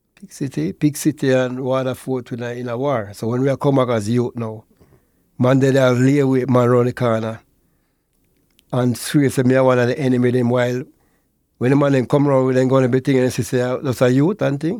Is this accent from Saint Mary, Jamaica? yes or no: no; Portmore, Saint Catherine, Jamaica; born and raised in Portmore